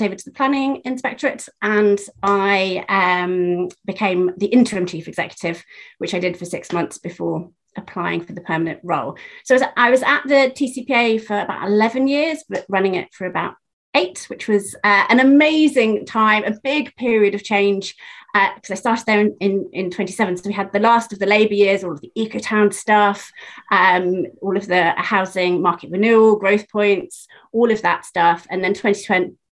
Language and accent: English; Penzance, South West England, United Kingdom; moved away as an adult; also born or lived in London; I was born in Penzance, which is the very end of the train line